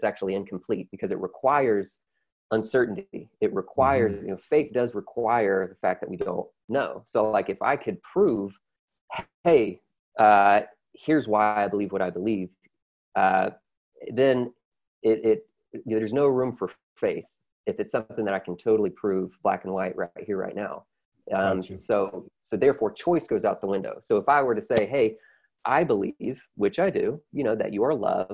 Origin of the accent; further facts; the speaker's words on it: the South, United States; I'm from the South, so I'm very grateful for my, you know, conservative upbringing